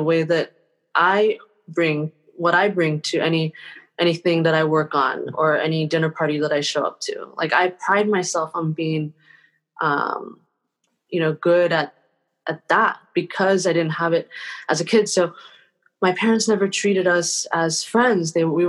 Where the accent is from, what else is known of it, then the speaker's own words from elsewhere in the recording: Taiwan; born there; moved away; my parents were immigrants from Taiwan who were, and I was born in Taiwan.